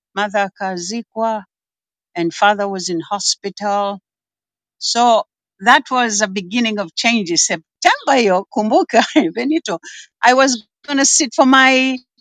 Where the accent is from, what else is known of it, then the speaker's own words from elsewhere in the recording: Zanzibar City, Zanzibar Urban/West, Tanzania; nimezaliwa Zanzibar Malindi mjini Magharibi